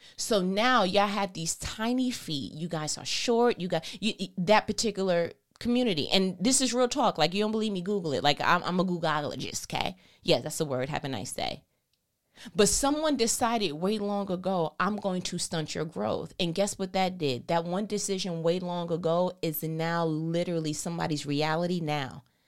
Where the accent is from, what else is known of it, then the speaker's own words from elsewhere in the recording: New York, United States; I'm from New York anyway. We talk fast